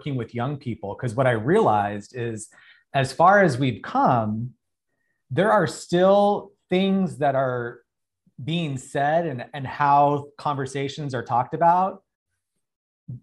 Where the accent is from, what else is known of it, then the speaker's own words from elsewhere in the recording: Arizona, United States; now in Los Angeles, United States; I'm from Arizona. So I live in Los Angeles, but I was home in Arizona visiting.